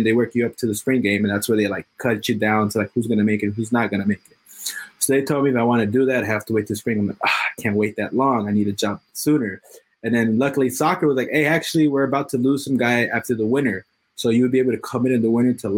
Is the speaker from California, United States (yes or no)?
yes; Los Angeles, California, United States; I'm born and raised in Los Angeles, specifically in Hollywood.